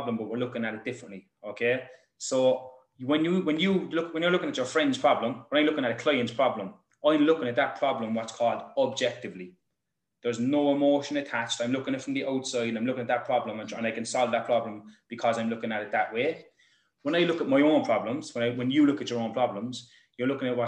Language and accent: English; Ireland